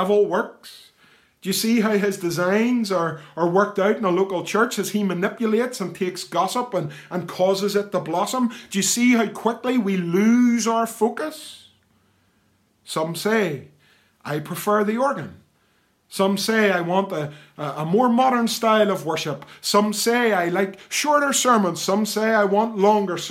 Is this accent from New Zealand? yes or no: no; the East, Northern Ireland, United Kingdom; moved away as an adult; now in Ballynahinch, United Kingdom; I live in Ballinahinch. It isn't where I was born and reared. I'm a man of the East